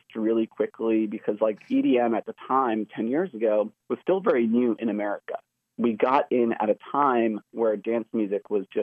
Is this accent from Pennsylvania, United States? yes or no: no; New York City, New York, United States; moved away as an adult; now in Los Angeles, United States; I'm originally from New York City, and I was living in New York basically up until I finished college